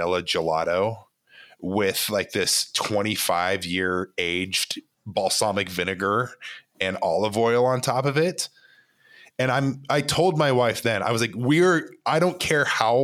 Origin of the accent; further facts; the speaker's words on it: Provo, Utah, United States; from Provo, Utah, my hometown